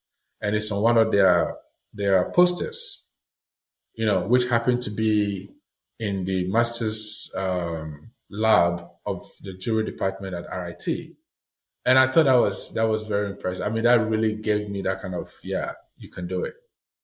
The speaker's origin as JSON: {"language": "English", "country": "Ghana", "tie": "born or raised there", "also_born_or_lived": "Italy", "moved": "as an adult", "lives_now": "Maine, United States", "said": "growing up in Ghana"}